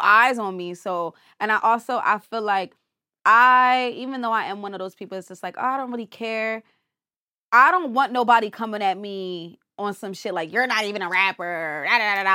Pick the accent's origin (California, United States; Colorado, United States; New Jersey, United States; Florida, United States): New Jersey, United States; I'm from Jersey.